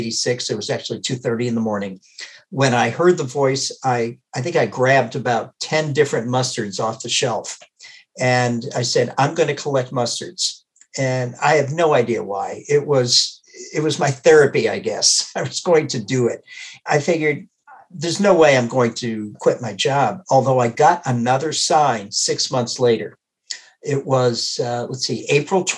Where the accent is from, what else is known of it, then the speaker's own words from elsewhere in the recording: Worcester, Massachusetts, United States; moved away as an adult; now in Wisconsin, United States; growing up in Worcester, Massachusetts